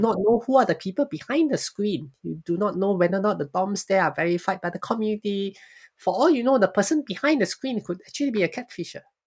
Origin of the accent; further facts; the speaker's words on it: Singapore; I was born and raised in Singapore.